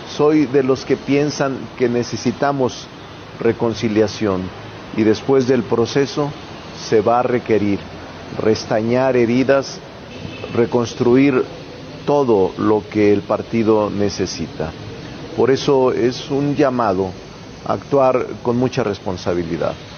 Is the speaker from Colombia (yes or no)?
no; Zacatecas, Mexico; moved away; de mi tierra, donde nací, en Zacatecas